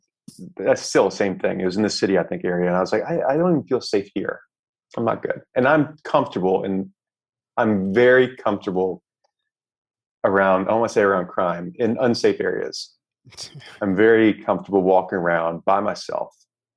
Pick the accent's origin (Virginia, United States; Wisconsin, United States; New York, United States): New York, United States; New York City; And when I got to Naples, I was like, I'm from New York City.